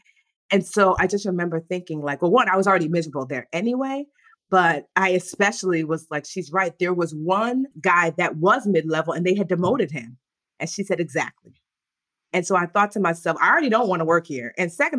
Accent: Nigeria; So we grew up, and plus we're Nigerian, so it's already compounded.

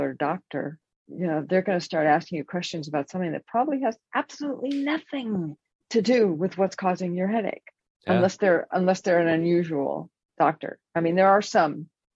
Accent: Los Angeles, California, United States; was born and raised in California, in Los Angeles, and then moved up to Northern California.

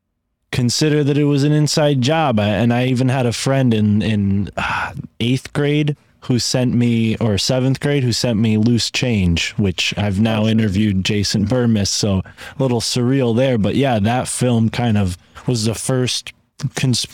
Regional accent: Connecticut, United States; I grew up in Connecticut

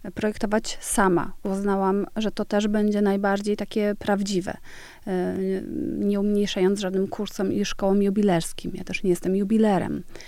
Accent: Świdwin, West Pomeranian Voivodeship, Poland; moved away; also born or lived in Stargard, Poland / Denmark; urodziłam się w Stargardzie Szczecińskim, tam jest duża część mojej rodziny, y, ale czasy dzieciństwa i taki młodzieńcze spędziłam w malutkiej miejscowości Świdwin

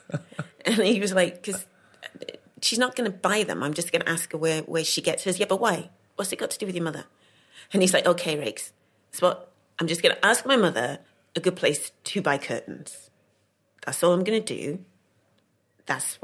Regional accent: Cardiff, Wales, United Kingdom; also born or lived in London; I was born in London. Right. And then when I was a couple of months old, was taken to Cardiff

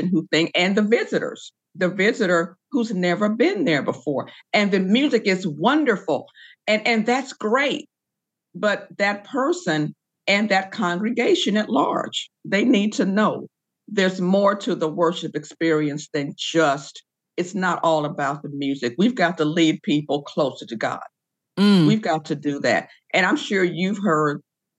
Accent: Decatur, Illinois, United States; I grew up in the Baptist Church in Decatur, Illinois.

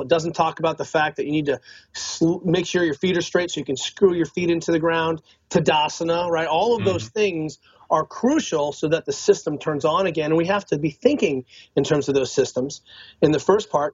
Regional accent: Northern California, United States; also born or lived in Boulder; I'm I'm from Northern California.

